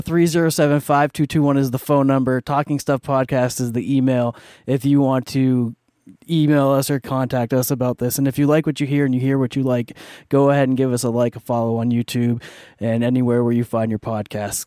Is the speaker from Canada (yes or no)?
yes; Canada; I'm Canadian